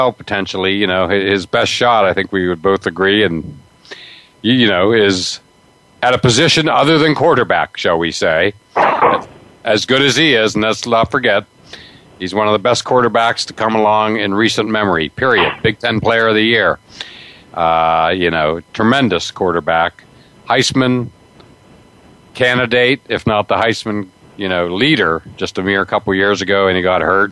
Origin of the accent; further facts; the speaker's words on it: Pennsylvania, United States; moved away; I grew up in Pennsylvania